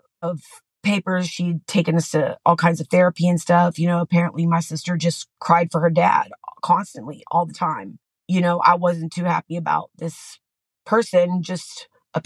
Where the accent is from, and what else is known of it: San Antonio, Texas, United States; born or raised there; also born or lived in Austin, Texas